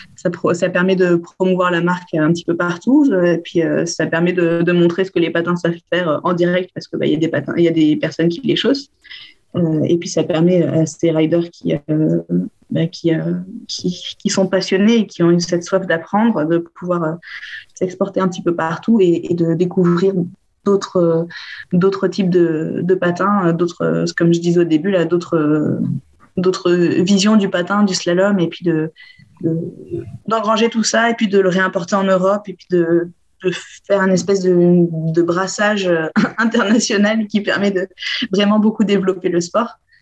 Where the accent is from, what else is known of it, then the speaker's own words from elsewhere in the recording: Bordeaux, Nouvelle-Aquitaine, France; Je suis originaire de Bordeaux.